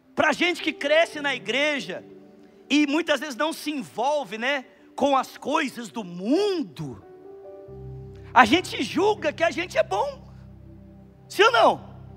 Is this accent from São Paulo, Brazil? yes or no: yes; Bauru, São Paulo, Brazil; moved away; nós tivemos na minha cidade natal, Bauru